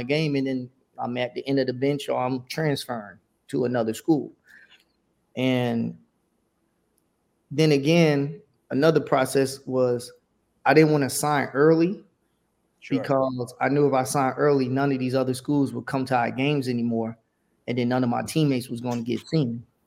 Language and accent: English; Houston, Texas, United States; I'm from Houston. So, you know, I'm always going to rep my city.